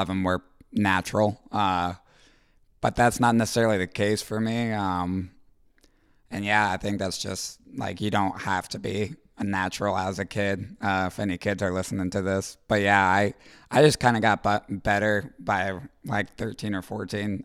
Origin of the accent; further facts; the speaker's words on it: Roswell, Georgia, United States; moved away as an adult; now in Columbus, United States; I'm from Roswell, Georgia.